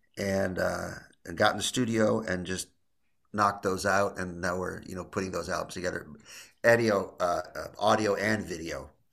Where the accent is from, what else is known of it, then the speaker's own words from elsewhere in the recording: Illinois, United States; I'm from Illinois